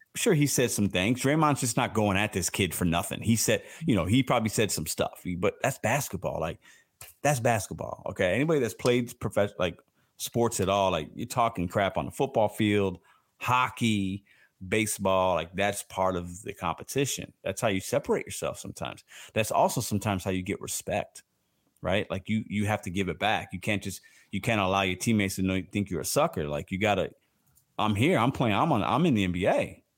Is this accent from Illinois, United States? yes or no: yes; Chicago, Illinois, United States; I'm from Chicago